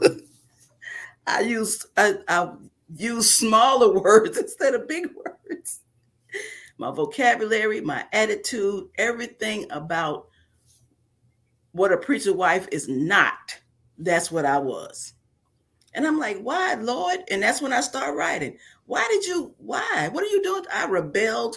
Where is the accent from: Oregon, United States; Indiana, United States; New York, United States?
New York, United States; moved away as an adult; now in Mississippi, United States; I was raised in New York